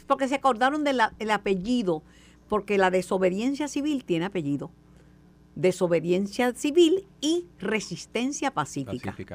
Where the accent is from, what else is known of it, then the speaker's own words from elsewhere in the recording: Puerto Rico; Como buena boricua